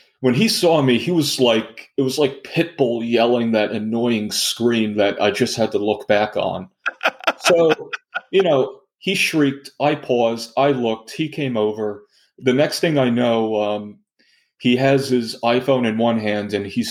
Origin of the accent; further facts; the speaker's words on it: Pittsburgh, Pennsylvania, United States; I'm from Pittsburgh.